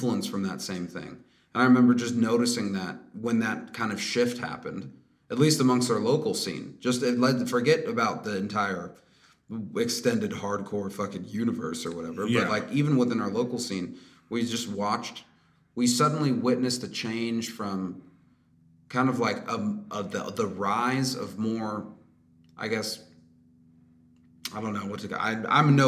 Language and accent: English; Bay Area, California, United States; We're from the Bay Area